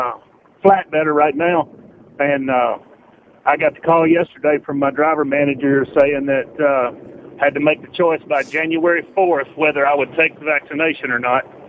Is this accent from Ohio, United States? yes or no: no; Alabama, United States; now in Tennessee, United States; I was raised in Alabama